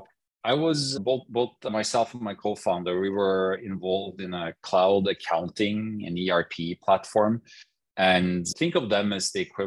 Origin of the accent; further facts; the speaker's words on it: Norway; I grew up in Norway.